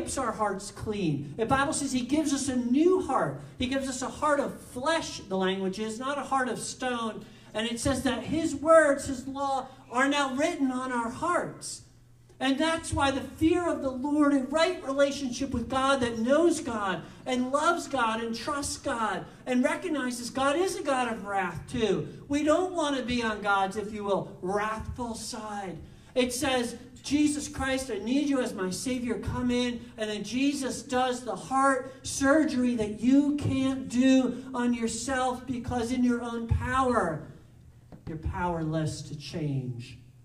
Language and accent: English; New Jersey, United States; I'm from New Jersey